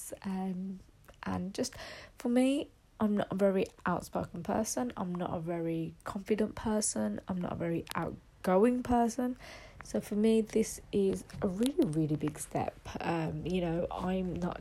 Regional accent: West Midlands, United Kingdom; I'm from the West Midlands

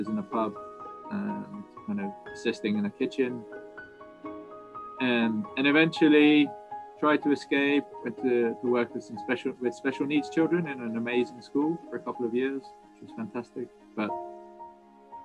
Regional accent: Cornwall, South West England, United Kingdom; moved away as an adult; also born or lived in New Zealand / Mumbai, India; So growing up where I am now, so growing up in Cornwall

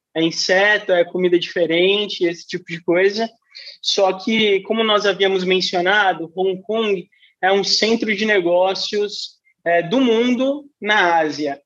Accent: São Paulo, Brazil; eu sou de São Paulo

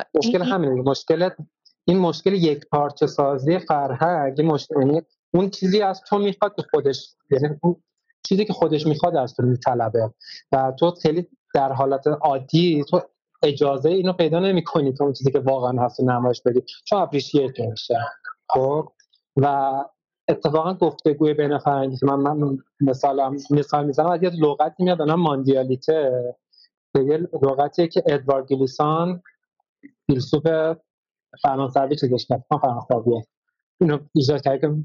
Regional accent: Iran; ما ایرانیم

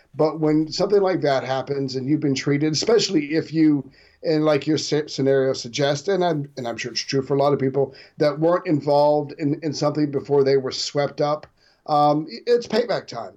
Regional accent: United States; I'm an American

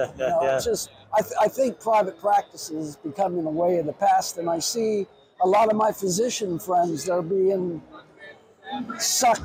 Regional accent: Ohio, United States; now in Cape Cod, Massachusetts, United States; I'm from Ohio and not from Cape Cod

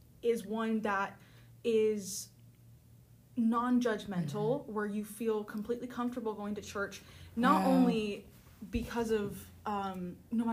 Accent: New Jersey, United States; I'm from New Jersey

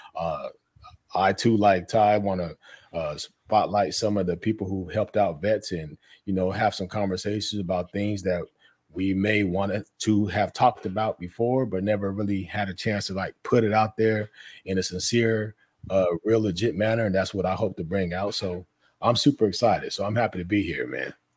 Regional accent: Denver, Colorado, United States; I'm from Denver, Colorado

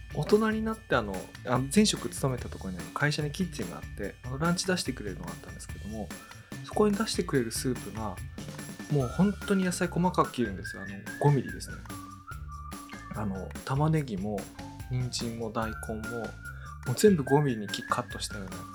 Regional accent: Iwate, Japan; 僕あの岩手出身なんですけど

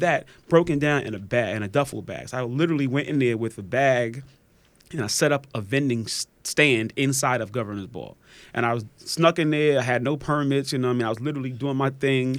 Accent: New York City, New York, United States; moved away; also born or lived in Atlanta; I'm originally from Park Slope

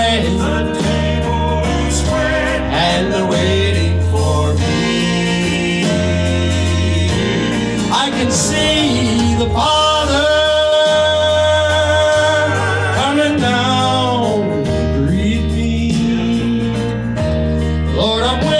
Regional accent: Portage, Indiana, United States; I'm from Portage, Indiana.

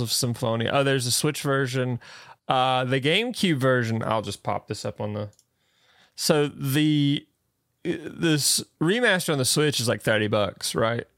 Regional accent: the South, United States; accent: southern; my little southern accent

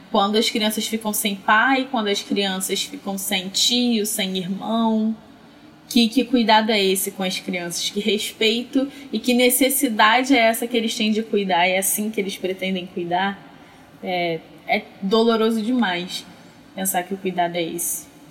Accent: Belford Roxo, Rio de Janeiro, Brazil; moved away as an adult; Mas eu cresci em Belfor Roxo, que é uma das cidades mais pobres do Rio de Janeiro

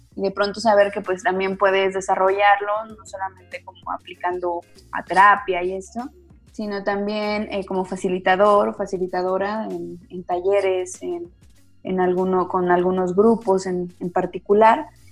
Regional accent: Zacatecas, Mexico; soy acá de, de Zacatecas

